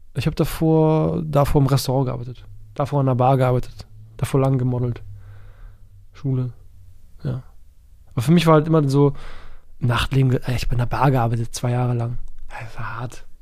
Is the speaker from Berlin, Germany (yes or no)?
yes; Berlin, Germany; als Berliner Junge